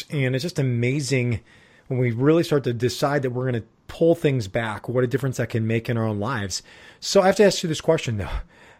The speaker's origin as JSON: {"language": "English", "town": "Chicago", "region": "Illinois", "country": "United States", "said": "Since we're from Chicago."}